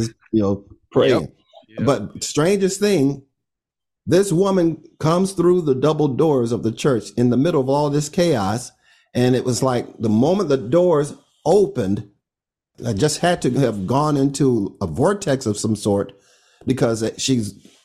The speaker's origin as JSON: {"language": "English", "town": "Orlando", "region": "Florida", "country": "United States", "also_born_or_lived": "Miami", "moved": "as an adult"}